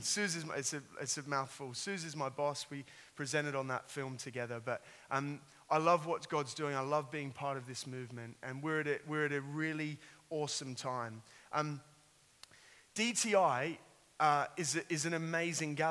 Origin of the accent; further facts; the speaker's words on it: Sydney, New South Wales, Australia; I've got a little twang. I am an Australian. I grew up in Sydney.